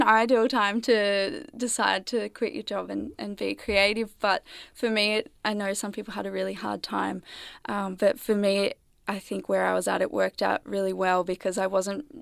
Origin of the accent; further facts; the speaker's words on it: New South Wales, Australia; now in Melbourne, Australia; I grew up in a small country town in New South Wales